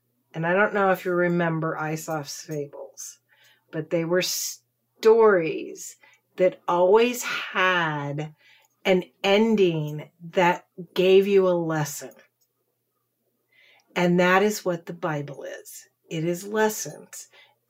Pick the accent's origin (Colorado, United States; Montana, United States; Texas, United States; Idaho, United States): Texas, United States; I'm a Texan.